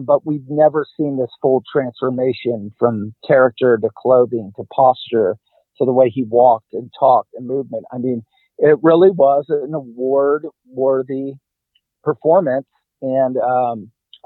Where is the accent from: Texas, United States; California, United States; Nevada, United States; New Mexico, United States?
Texas, United States; Dallas; I grew up in Dallas